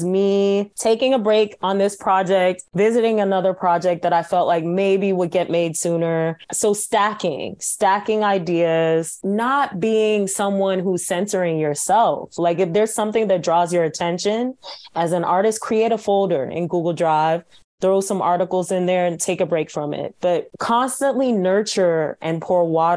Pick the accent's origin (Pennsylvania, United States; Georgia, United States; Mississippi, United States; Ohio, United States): Georgia, United States; Atlanta; moved away; born and raised in Atlanta, Sierra Leonean family